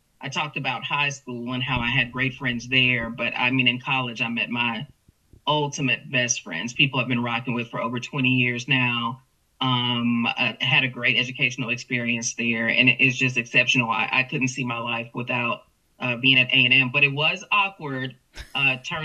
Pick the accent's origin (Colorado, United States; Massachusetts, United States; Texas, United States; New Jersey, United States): Texas, United States; Houston; now in Corpus Christi, United States; this Texas girl, born and raised in Houston with roots in Louisiana